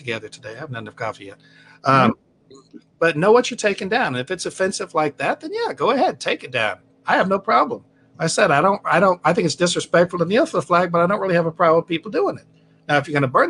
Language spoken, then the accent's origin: English; California, United States; I'm from California